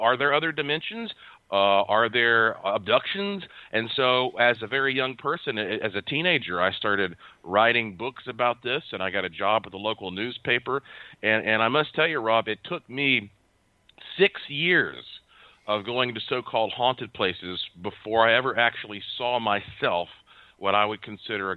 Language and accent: English; Asheville, North Carolina, United States; I was born and raised in Asheville, North Carolina